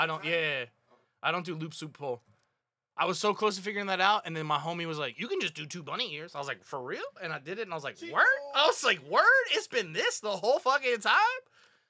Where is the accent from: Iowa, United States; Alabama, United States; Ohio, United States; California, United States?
Alabama, United States; Huntsville; I was born and raised in Huntsville, Alabama.